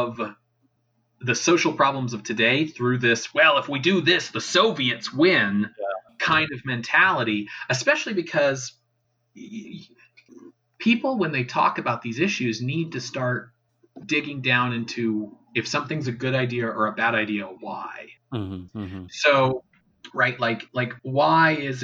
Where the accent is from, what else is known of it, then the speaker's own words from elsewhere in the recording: Canada; speaking as a Canadian, maybe that's slightly easier because I grew up in a, you know, conservative right-wing province that still always had socialized healthcare